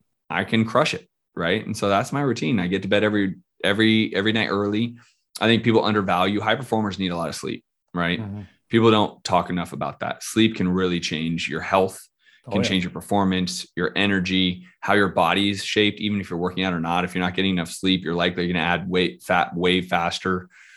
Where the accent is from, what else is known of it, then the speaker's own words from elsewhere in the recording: San Francisco, California, United States; moved away; also born or lived in Scottsdale; I'm from San Francisco.